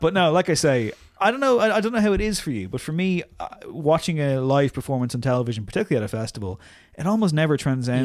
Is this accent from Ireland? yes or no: yes; Louth, Leinster, Ireland; I'm from Louth